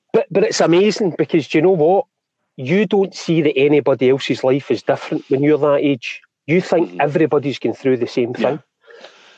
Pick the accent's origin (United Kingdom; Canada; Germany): United Kingdom; East Kilbride, Scotland; also born or lived in Bellshill; born in Bells Hill, uh, and then brought up in East Kilbride